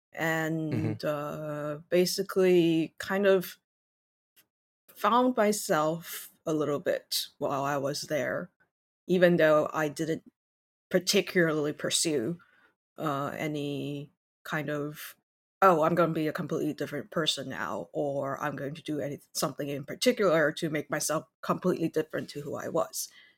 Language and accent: English; Taiwan; English is a second language; also born or lived in Singapore / Shanghai, China / Canada; So I was born in Taiwan, also Taiwanese, and then I grew up as an expatriate in Singapore as well as Shanghai. I went to Canada for university, tried to stay in Canada for a job, didn't, came back to Taiwan